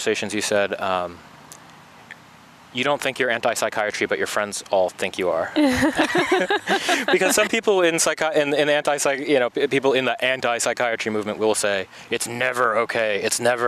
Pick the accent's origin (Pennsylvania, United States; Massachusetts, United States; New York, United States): New York, United States; moved away; We're both from New York here.